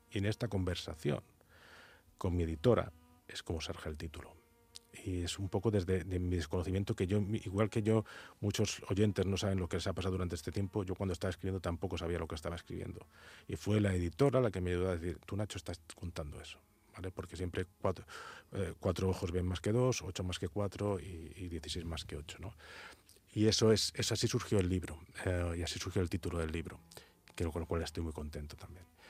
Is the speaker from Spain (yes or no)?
yes; Spain; como buen castellano que soy